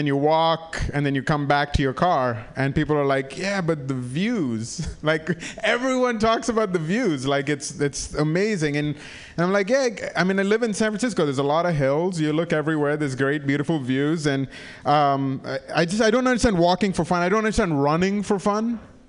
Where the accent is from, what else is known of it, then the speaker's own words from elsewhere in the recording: India; also born or lived in Africa; I grew up in Africa and in India, and people don't rough it there for fun.